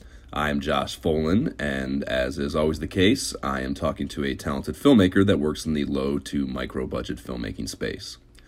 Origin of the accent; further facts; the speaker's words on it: Ohio, United States; I'm from Ohio. I have an Irish Catholic background.